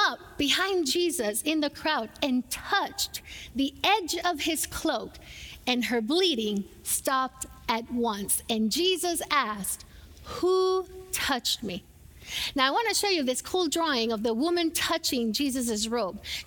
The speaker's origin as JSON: {"language": "English", "country": "Puerto Rico", "tie": "born or raised there", "moved": "yes", "said": "I grew up in Puerto Rico, I grew up watching telenovelas"}